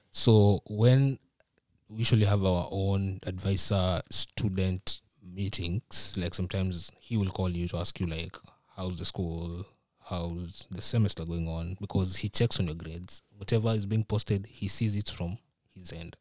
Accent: Nairobi, Kenya; moved away as an adult; now in Minnesota, United States; I'm from Nairobi.

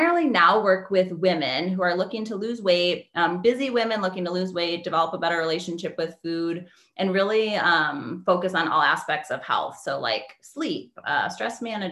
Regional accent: Wisconsin, United States; moved away as an adult; also born or lived in Las Vegas; I'm from Wisconsin. So cold there.

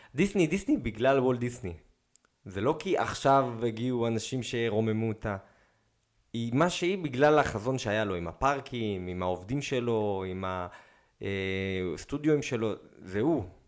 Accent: Israel; אמרתי לו, "ישראל."

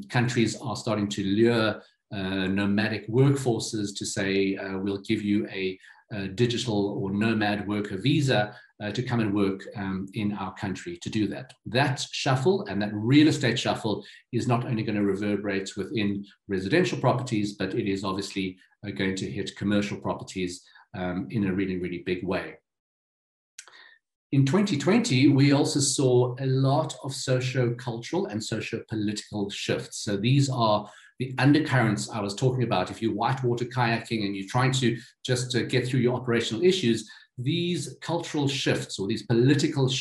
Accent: Johannesburg, Gauteng, South Africa; This is here in my hometown in Johannesburg, in Sandton City.

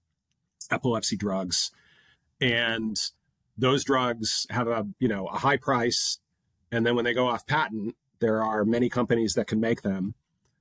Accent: United States; now in London, United Kingdom; as an American living in London

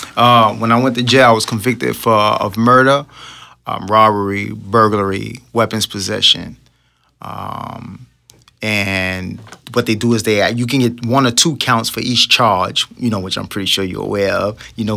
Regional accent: New York City, New York, United States; I was raised in Brooklyn, New York

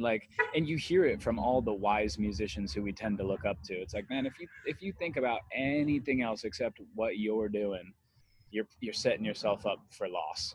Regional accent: Las Vegas, Nevada, United States; moved away as an adult; now in La Habra, United States; I grew up in Las Vegas, Nevada, and um, I moved to LA when I was 20 years old

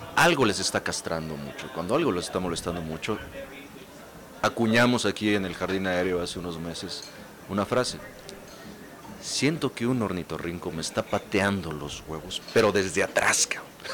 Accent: Tapachula, Chiapas, Mexico; Mampo en mi pueblo, que es Tapachula, Chiapas.

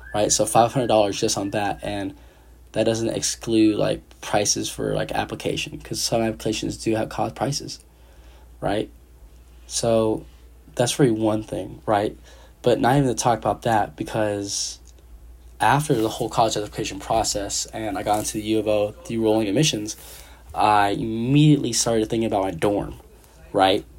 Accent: San Jose, California, United States; moved away as an adult; now in Eugene, United States; originally, I'm from San Jose, California. Uh, you know, the big 408

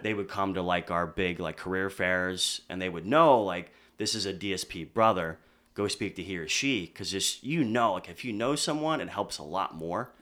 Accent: near Philadelphia, Pennsylvania, United States; accent: Philly; moved away as an adult; now in Boston, United States

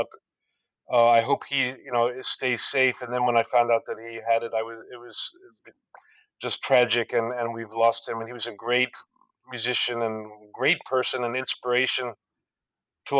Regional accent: Indiana, United States; born or raised there

